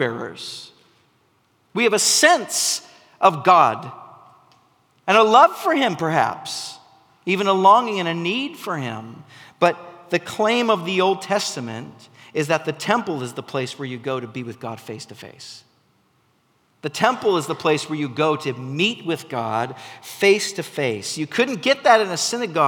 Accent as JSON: {"language": "English", "town": "McMinnville", "region": "Oregon", "country": "United States", "tie": "born or raised there", "moved": "yes", "said": "I grew up in McMinnville"}